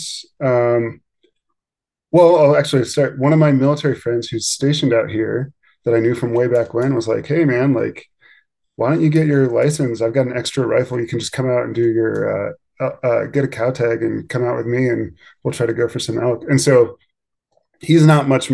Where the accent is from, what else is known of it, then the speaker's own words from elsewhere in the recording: Pennsylvania, United States; moved away as an adult; now in Idaho, United States; I grew up in Pennsylvania